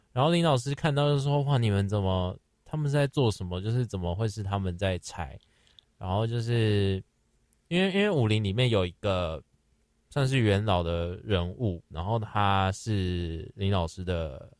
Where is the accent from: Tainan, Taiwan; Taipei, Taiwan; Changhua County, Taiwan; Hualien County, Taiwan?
Taipei, Taiwan; 虽然说我是台北人，但我也没有去过台北华博